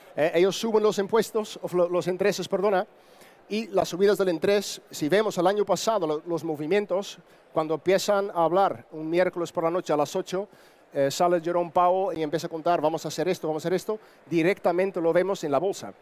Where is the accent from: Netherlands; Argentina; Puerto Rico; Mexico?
Netherlands; Spanish is a second language; moved away as an adult; now in Andalusia, Spain; soy holandés, entonces vivo casi 18 años en España pero si me escucho un acento un poco distinto